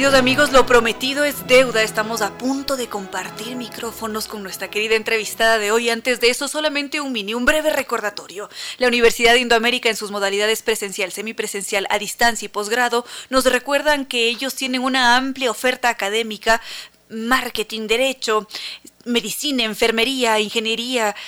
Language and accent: Spanish; Ecuador; somos ecuatorianos